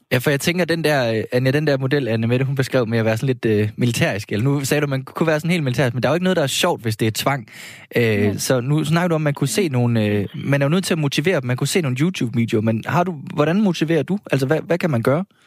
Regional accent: Horsens, Central Denmark Region, Denmark; now in Copenhagen, Denmark; jeg er opvokset i Horsens

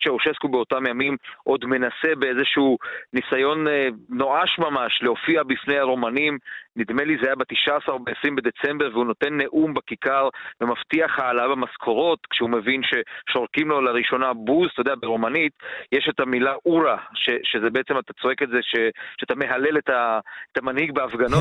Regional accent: Baia Mare, Maramureș County, Romania; moved away; בעיר שבה אני גדלתי, בבעיימר

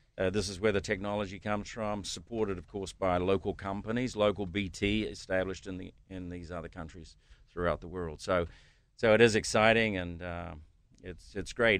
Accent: New Zealand; moved away as an adult; also born or lived in United States; now in Pittsburgh, United States; originally I'm from New Zealand

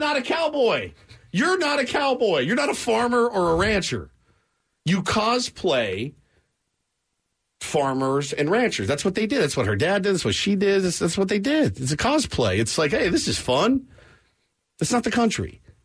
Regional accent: Texas, United States; I'm from Texas.

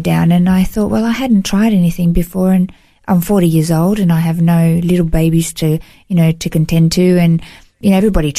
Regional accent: Melbourne, Victoria, Australia; moved away as an adult; now in Gold Coast, Australia; I grew up in Melbourne, in Victoria, and moved to the Gold Coast. It's been 18 years now.

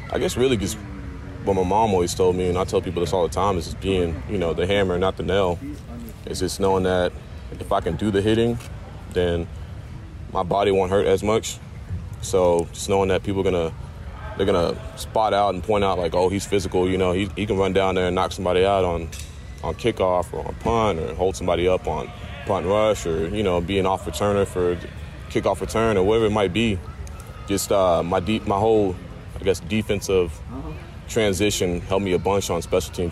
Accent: Texas, United States; And you know, I'm coming from Texas, you know, barbecue over there

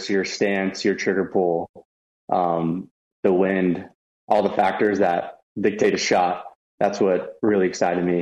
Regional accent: Orange County, California, United States; I grew up in Orange County

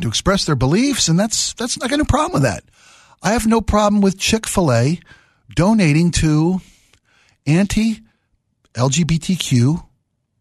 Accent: Baltimore, Maryland, United States; I was raised in Baltimore.

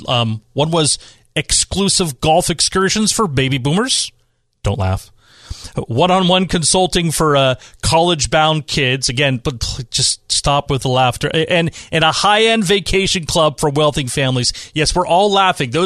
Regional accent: Bay Area, California, United States; now in San Diego, United States; I'm from the Bay Area.

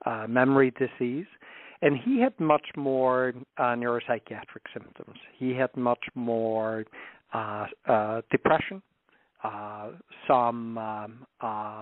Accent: Iceland; moved away; I'm originally from Iceland, so my parents lived there

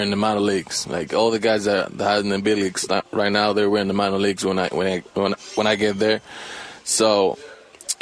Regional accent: Dominican Republic; English is a second language; moved away as an adult; now in United States; I grew up in the Dominican

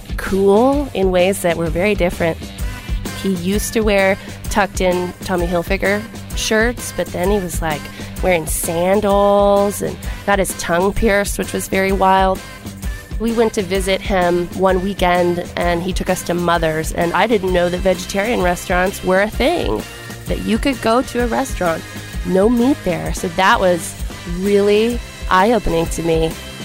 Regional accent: North Texas, United States; we grew up in North Texas in a fairly conservative town.

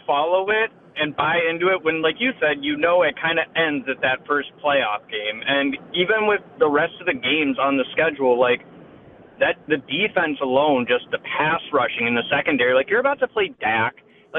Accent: Baltimore, Maryland, United States; So I'm from Baltimore.

